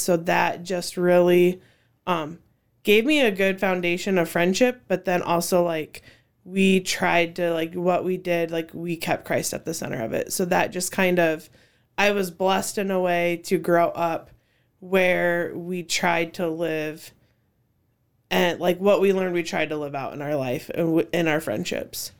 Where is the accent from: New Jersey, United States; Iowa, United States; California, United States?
Iowa, United States; Cedar Falls; I grew up in Cedar Falls since fourth grade